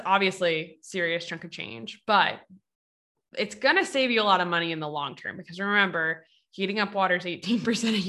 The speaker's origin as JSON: {"language": "English", "country": "United States", "said": "we're from the States"}